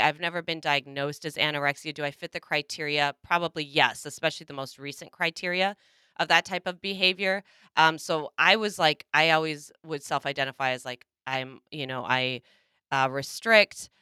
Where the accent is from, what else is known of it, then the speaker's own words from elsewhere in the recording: Minnesota, United States; my home state, Minnesota